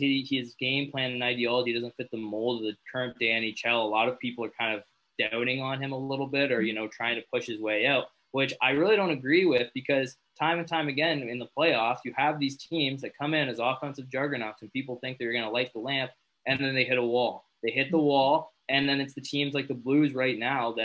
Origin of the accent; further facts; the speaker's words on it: Owen Sound, Ontario, Canada; my hometown, Owen Sound